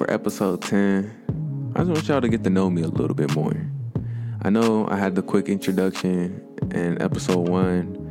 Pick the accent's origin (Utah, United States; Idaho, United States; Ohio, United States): Ohio, United States; Pickerington; also born or lived in Coshocton, Ohio; me and my family moved to a place outside of Columbus. It was a little place called Pickerington, Ohio. Growing up in Pickerington